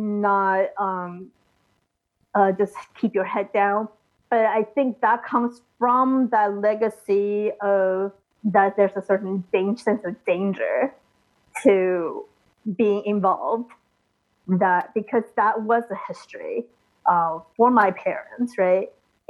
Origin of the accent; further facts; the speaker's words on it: United States; So of an educational system and the same process like growing up in America.